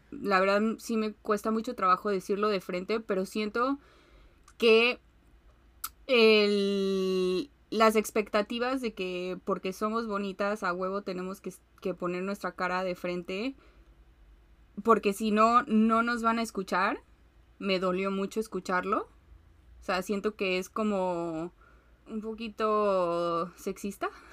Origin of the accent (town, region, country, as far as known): Mexico